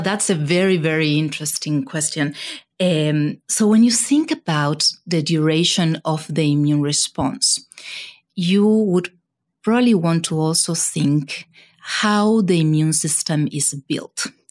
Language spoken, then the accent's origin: English; Argentina; moved away as an adult; also born or lived in Buenos Aires, Argentina / California, United States; now in United States; I was born in Argentina, and it is in Argentina where I did all my you know, initial training in science